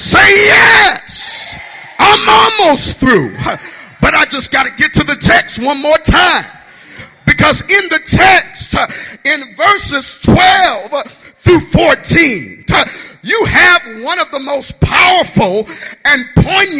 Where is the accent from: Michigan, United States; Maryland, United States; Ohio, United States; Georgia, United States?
Michigan, United States; Detroit; I'm from Detroit, Michigan